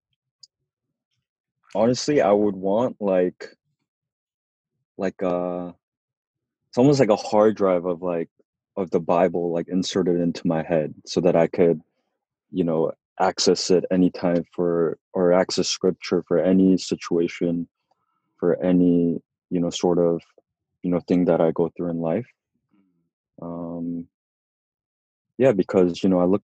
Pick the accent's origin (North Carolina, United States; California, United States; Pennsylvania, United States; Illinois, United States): California, United States; Southern; moved away as an adult; also born or lived in Korea / San Francisco; now in New York, United States; Grew up in Southern California, born and raised, but we went out to Korea when I was younger and lived there for about 6 years